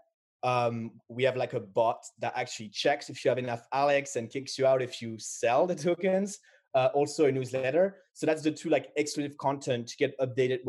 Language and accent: English; Paris, Île-de-France, France; I was born in Paris